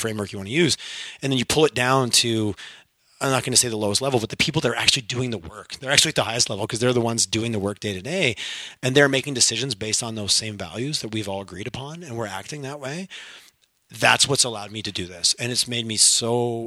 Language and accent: English; Montreal, Quebec, Canada; first language English; now in Alberta, Canada; growing up in Montreal and Quebec